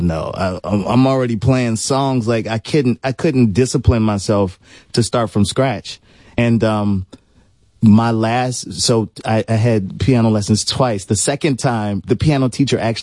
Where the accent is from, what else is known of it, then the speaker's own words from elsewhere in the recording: New Orleans, Louisiana, United States; I'm from New Orleans